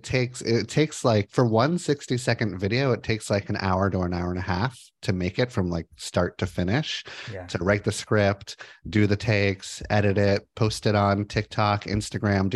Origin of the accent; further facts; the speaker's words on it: Los Angeles, California, United States; moved away as an adult; now in Portland, United States; I grew up in Los Angeles, moved to Portland in 2005